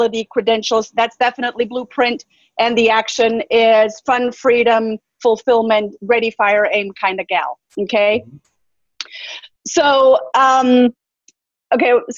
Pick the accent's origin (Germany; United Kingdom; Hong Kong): Germany; now in United States; I come from Germany. I was born and raised in Germany